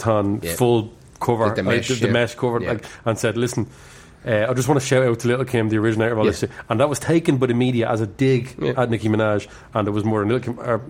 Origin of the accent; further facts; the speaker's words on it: Ireland; being Irish